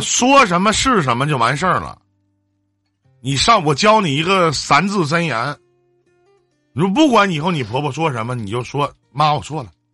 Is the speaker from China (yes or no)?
yes; Northeast China, China; 我们东北这边